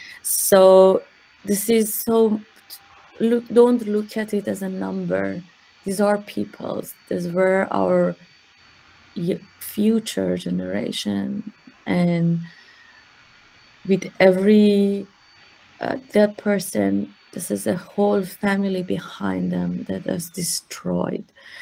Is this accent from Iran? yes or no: yes; Iran; to talk what it is to what it is like to be a woman in Iran, growing up in Iran.